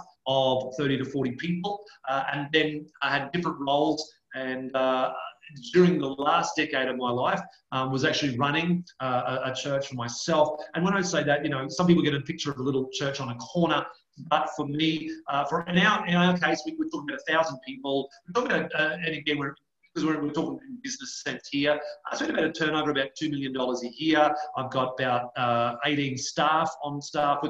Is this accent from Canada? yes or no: no; West Queensland, Australia; where I grew up out in West Queensland, there were no high schools.